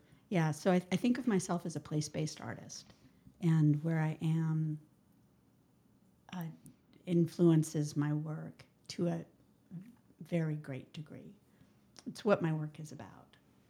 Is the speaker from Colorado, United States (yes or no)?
yes; Colorado, United States; moved away as an adult; also born or lived in Taos, New Mexico; now in Portland, United States; So I'm 55 years old. I live in Portland, but I was raised in Colorado.